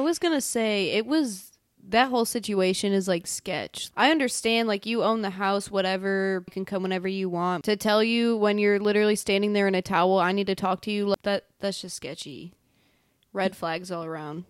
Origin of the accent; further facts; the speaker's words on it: Buffalo, New York, United States; moved away as an adult; also born or lived in Tennessee; now in Nashville, United States; I've been in Tennessee for about two years. I'm actually from Buffalo, New York